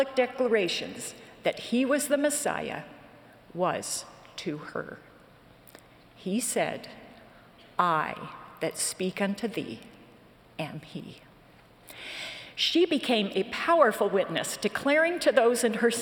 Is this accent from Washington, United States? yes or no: no; Western New York, United States; I grew up in Western New York and attended a small branch of the church about 20 miles from our home